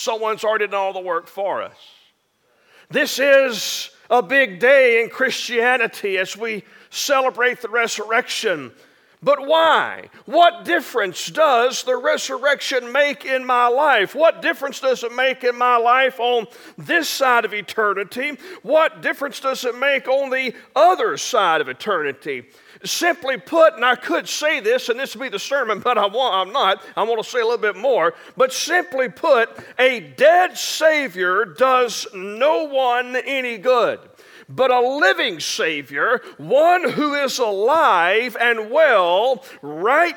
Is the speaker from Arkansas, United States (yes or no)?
yes; near Hope, Arkansas, United States; I grew up in Arkansas, and I grew up just a few miles outside of Hope, Arkansas